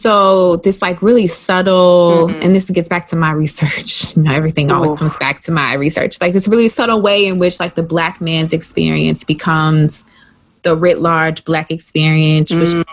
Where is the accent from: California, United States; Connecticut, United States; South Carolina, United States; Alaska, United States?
South Carolina, United States; growing up in the South